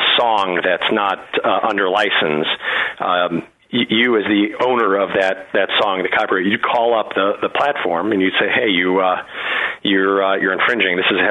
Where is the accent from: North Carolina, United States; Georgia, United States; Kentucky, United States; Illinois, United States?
Illinois, United States; Skokie; I grew up in Skokie